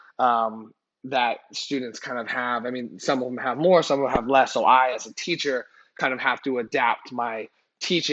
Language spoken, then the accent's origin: English; California, United States; also born or lived in Ottawa, Ontario, Canada; I was born actually in Canada, in Ottawa, Canada, Ottawa, Ontario, Canada. Mm-hmm. I moved to California when I was young. My dad got a job here, so we moved out here, but my roots are still out in Canada